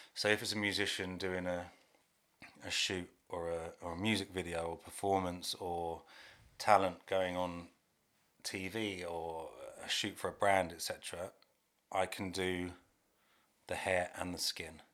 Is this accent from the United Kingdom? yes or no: yes; Hertfordshire, East of England, United Kingdom; I live in Hertfordshire, I'm from Hertfordshire.